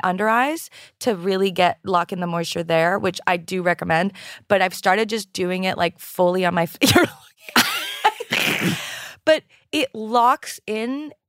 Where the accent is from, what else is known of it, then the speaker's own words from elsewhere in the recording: Canada; I'm French-Canadian.